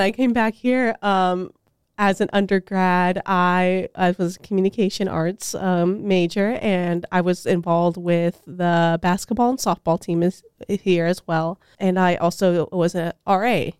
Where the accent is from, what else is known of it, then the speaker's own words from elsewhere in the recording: Tucson, Arizona, United States; now in Steubenville, United States; I'm originally from Tucson, Arizona